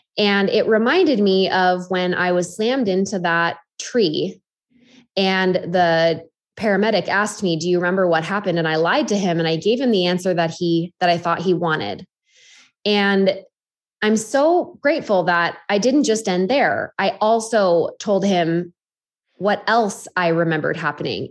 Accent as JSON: {"language": "English", "town": "Half Moon Bay", "region": "California", "country": "United States", "tie": "born or raised there", "said": "my hometown of Half Moon Bay"}